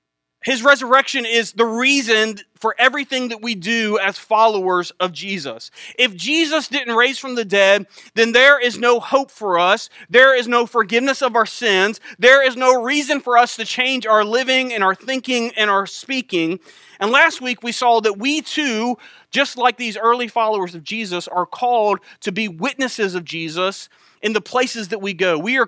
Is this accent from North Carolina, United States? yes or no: yes; Elizabeth City, North Carolina, United States; I grew up in Elizabeth City, not too far from here.